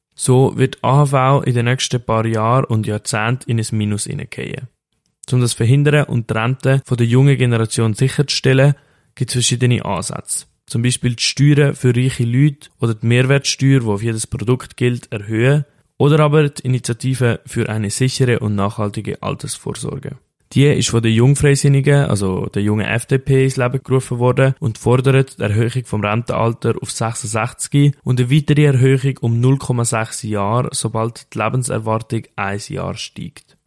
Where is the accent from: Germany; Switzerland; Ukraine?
Switzerland; Bei uns in der Schweiz